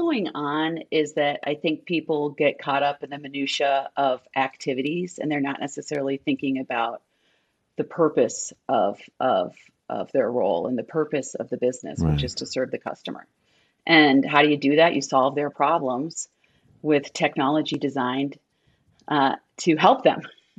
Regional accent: Minnesota, United States

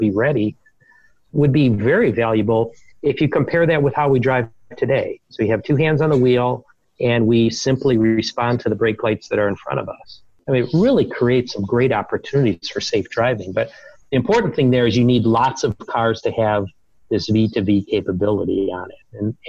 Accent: Detroit, Michigan, United States; I grew up playing baseball, and my hometown team is the Detroit Tigers, and I love to go to games in the summer.

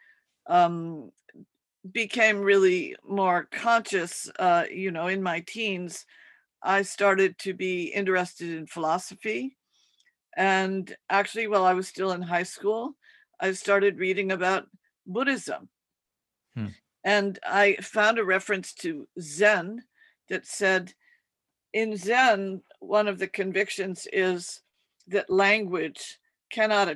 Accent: Connecticut, United States; moved away as an adult; also born or lived in New York / Maine / Japan; now in New York City, United States; I was born in New York, but I was raised in New England, and we lived in Connecticut, and we spent the summer in Maine on Mount Desert Island.

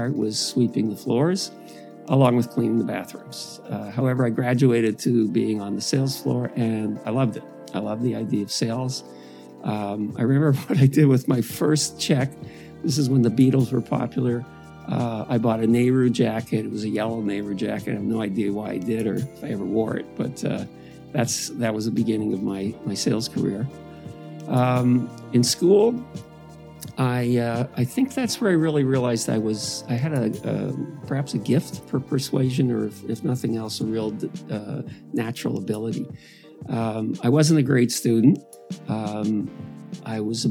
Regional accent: Toronto, Ontario, Canada; I grew up in Downsview. It's one of the more blue-collar parts of the city

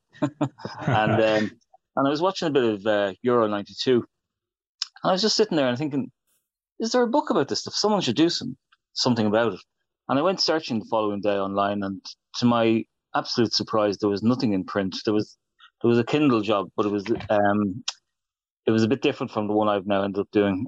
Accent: Ireland; I'm an Irishman

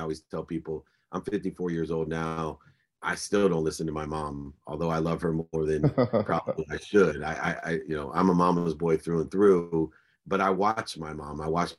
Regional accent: Ohio, United States; that we had growing up in Ohio in the 70s

